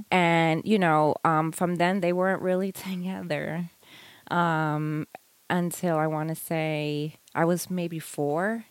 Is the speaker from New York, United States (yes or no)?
yes; Long Island, New York, United States; moved away as an adult; also born or lived in Hawaii / Florida; now in North Carolina, United States; I was born and raised in New York and okay. Long Island also, and I lived there all the way up until I was uh, nineteen